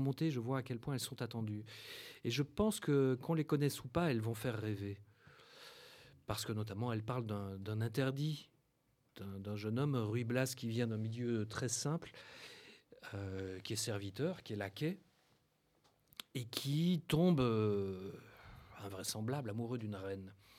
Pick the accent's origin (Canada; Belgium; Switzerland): Belgium; moved away as an adult; also born or lived in Brussels / Paris; now in France; je suis belge euh, de naissance